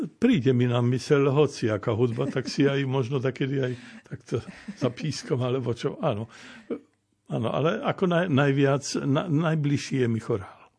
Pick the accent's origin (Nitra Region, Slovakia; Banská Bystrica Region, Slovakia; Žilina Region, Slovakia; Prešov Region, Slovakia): Prešov Region, Slovakia; Kurima; ja som vyrastal v Kurime